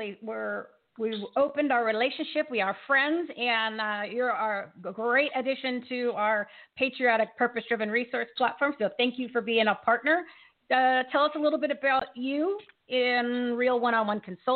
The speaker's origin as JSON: {"language": "English", "region": "New Jersey", "country": "United States", "said": "I'm from New Jersey"}